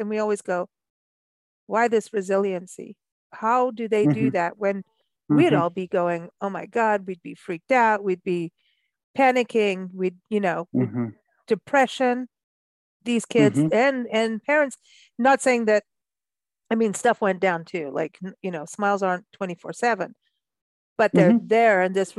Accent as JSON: {"language": "English", "country": "Kenya", "tie": "born or raised there", "also_born_or_lived": "South Africa / Mexico", "said": "growing up in Kenya and then South Africa and then living in Mexico"}